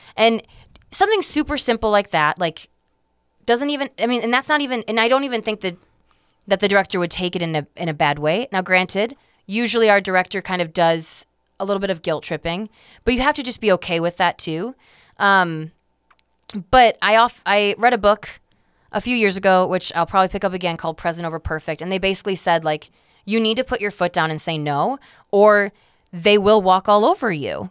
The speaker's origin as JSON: {"language": "English", "country": "United States", "said": "us Americans"}